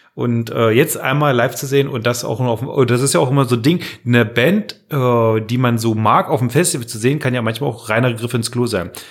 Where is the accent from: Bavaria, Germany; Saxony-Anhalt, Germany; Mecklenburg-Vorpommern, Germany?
Saxony-Anhalt, Germany; Magdeburg; now in Magdeburg, Germany; von Machteburg in meiner Heimatstadt Heimatdorf